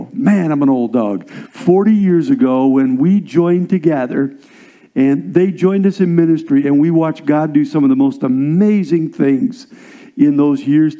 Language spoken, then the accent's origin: English; Nebraska, United States; also born or lived in Indiana / South Dakota / Iowa; Actually, was born in Indiana, went to South Dakota with my father, who was a pastor, and then Iowa. And then really, I'm a Cornhusker by heart. I'm a Nebraska kid